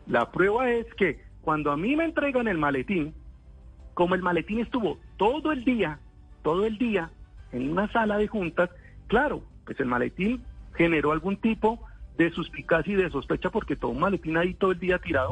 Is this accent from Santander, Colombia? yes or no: yes; Santander, Colombia; Soy santandereano